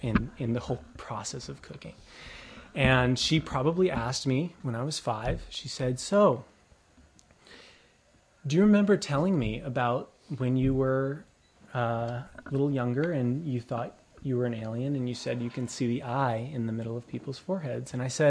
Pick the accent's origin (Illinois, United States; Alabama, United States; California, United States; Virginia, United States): California, United States; Mission Viejo; we grew up in Southern Orange County in Mission Viejo